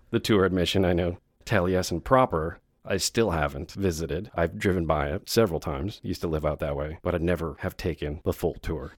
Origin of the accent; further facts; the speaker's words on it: Wisconsin, United States; moved away as an adult; also born or lived in North Phoenix, Arizona; I grew up in Wisconsin, and this was my first time living alone.